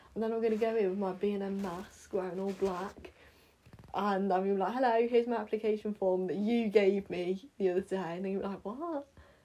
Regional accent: Wales, United Kingdom; I'm from Wales. There's a... There's a Welsh flag there.

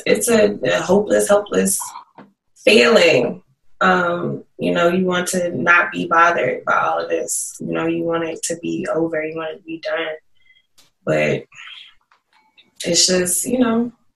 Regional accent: Smithfield, Virginia, United States; moved away; growing up in Isle of Wight County.

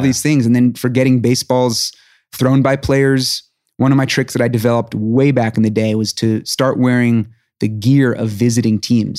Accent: New York City, New York, United States; I grew up in New York City

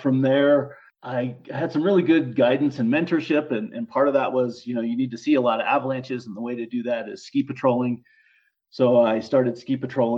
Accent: Boulder, Colorado, United States; also born or lived in Leadville, Colorado; I grew up in Boulder, Colorado, on the Front Range

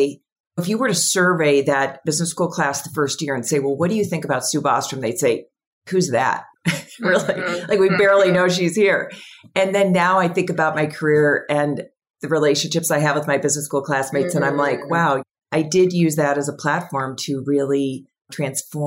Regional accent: a suburb of Chicago, the Midwest, Illinois, United States; moved away as an adult; also born or lived in Portland, Oregon / Bay Area, California; grew up in the Midwest in a suburb of Chicago

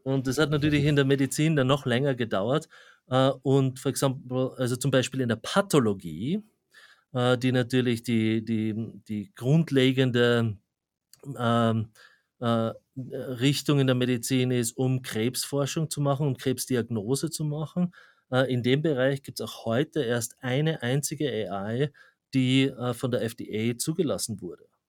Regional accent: Graz, Styria, Austria; moved away as an adult; also born or lived in Zurich, Switzerland; now in New York, United States; wie man am Akzent schon hört, ich komme ursprünglich aus Österreich, also aus, aus Graz

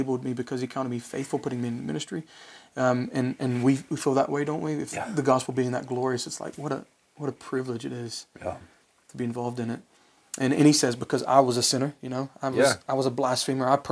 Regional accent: West Virginia, United States; I'm from West Virginia

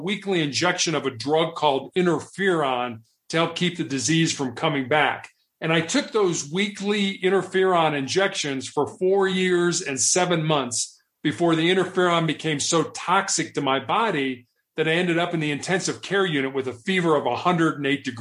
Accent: Chicago, Illinois, United States; also born or lived in Charleston, South Carolina / Santa Barbara, California / Houston, Texas; now in Denver, United States; I grew up in Chicago, Illinois

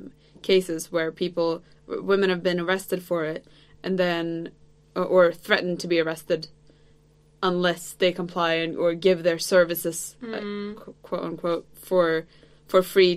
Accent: Sweden; I'm from Sweden.

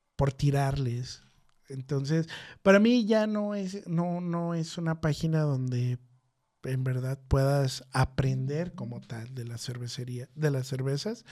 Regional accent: Mexico; now in Guadalajara, Mexico

